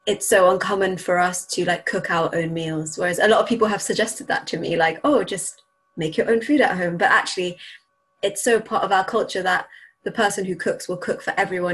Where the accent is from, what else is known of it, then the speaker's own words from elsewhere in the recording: Bahrain; moved away; growing up in Bahrain